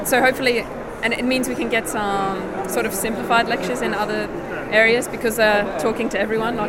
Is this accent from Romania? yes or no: no; Australia; now in Oxford, United Kingdom; But I'm originally from Australia.